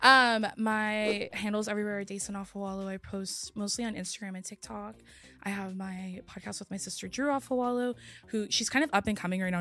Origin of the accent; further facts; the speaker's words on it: California, United States; also born or lived in Oregon; I grew up in California